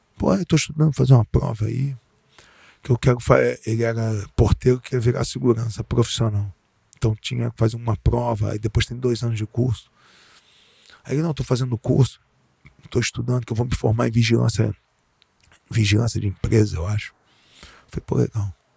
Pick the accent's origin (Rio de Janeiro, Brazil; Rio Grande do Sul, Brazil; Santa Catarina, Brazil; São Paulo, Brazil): Rio de Janeiro, Brazil; eu sou nascido e criado no Leblon